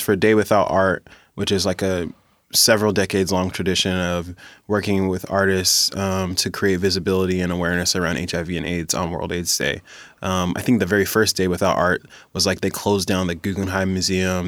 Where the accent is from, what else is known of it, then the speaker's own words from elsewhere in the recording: Tacoma, Washington, United States; I grew up in Hilltop